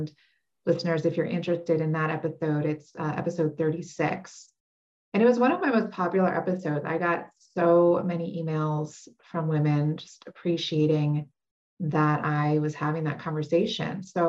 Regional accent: New York City, New York, United States; I'm from New York City. I love it. It is a special place.

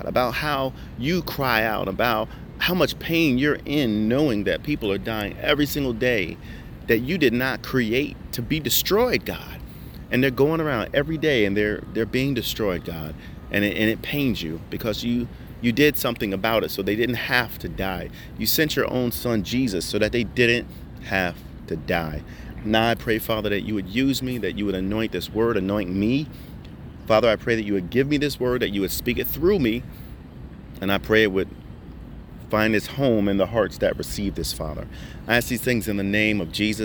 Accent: New Jersey, United States; moved away; I'm originally from Jersey, so when I say better, it sounds like better.

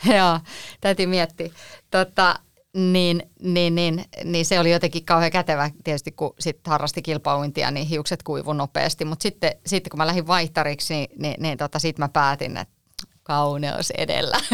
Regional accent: Espoo, Uusimaa, Finland; ne oli sieltä Espoosta, mistä mä oon kotoisin

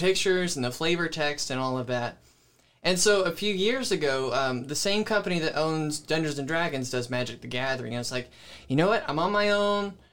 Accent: Pensacola, Florida, United States; also born or lived in Georgia / Panama City, Florida; now in Jonesville, United States; I grew up in Pensacola, Florida

